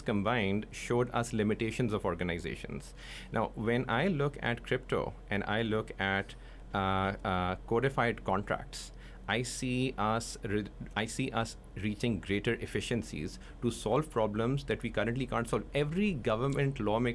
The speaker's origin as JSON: {"language": "English", "country": "Pakistan", "said": "I'm from Pakistan"}